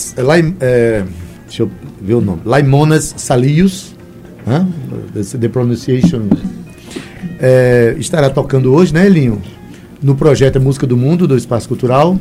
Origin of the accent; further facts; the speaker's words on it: Itabaiana, Paraíba, Brazil; eu sou da, da, cidade de Itabaiana